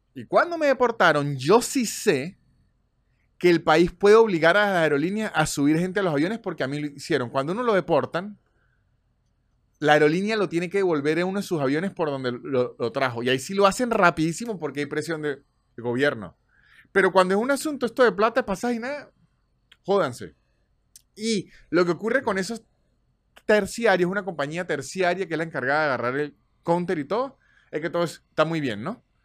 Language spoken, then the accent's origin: Spanish; Venezuela; moved away; todos somos venezolanos